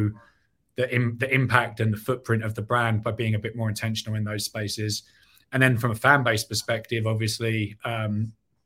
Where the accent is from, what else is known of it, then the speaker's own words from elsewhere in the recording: England, United Kingdom; moved away as an adult; now in Chicago, United States; not from Chicago originally, was born and raised in England